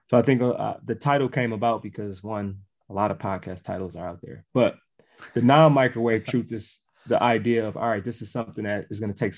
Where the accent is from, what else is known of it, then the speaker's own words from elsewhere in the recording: Milwaukee, Wisconsin, United States; Milwaukee, Wisconsin